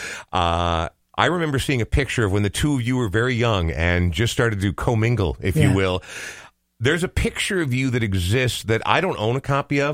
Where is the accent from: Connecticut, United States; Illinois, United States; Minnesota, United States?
Minnesota, United States; Coon Rapids; I grew up in Coon Rapids